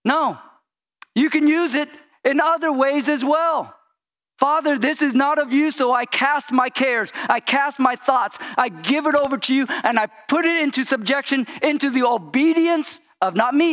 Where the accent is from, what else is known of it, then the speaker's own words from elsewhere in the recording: California, United States; I grew up in California